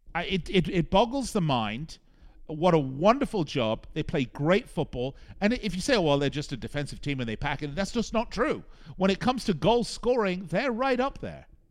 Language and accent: English; Las Vegas, Nevada, United States; my hometown here in Las Vegas